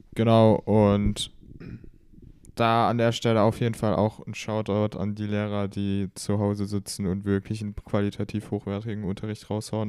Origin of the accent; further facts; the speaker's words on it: Baden-Württemberg, Germany; Ich komme auch aus Deutschland. Genauer gesagt kommen wir beide aus Baden-Württemberg.